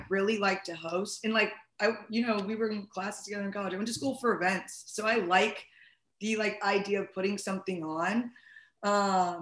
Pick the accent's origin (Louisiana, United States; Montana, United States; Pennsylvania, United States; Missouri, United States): Missouri, United States; St. Louis; also born or lived in Boulder, Colorado; I was originally from St. Louis, and then I lived in Boulder, and then I moved back to St. Louis.